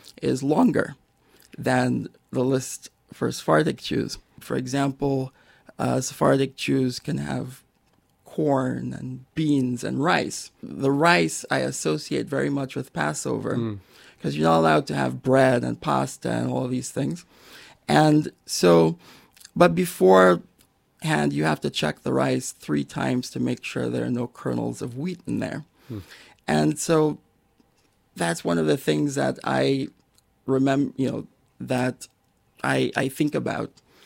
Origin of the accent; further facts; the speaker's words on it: Los Angeles, California, United States; I grew up in Los Angeles